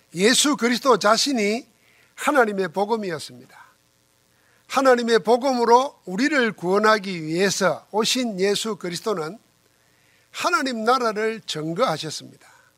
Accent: South Korea; 여러분과 나는 한국 사람이지만은

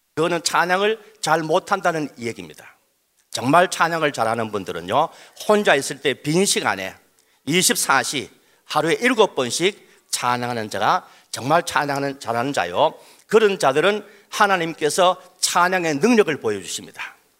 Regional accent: Daegu, South Korea; 저도 대구 출신입니다

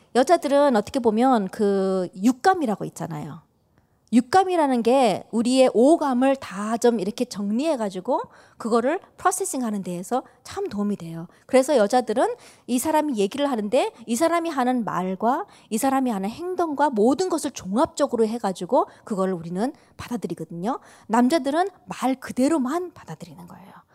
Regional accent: United States; 저도 한국 사람이지만 이제 미국에서 자랐다 보니까는

